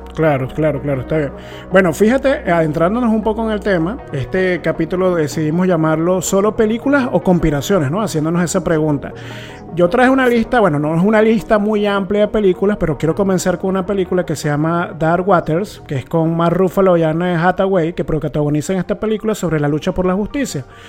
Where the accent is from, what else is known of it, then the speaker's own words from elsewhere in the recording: Puerto Ordaz, Bolívar, Venezuela; somos de Puerto Ordaz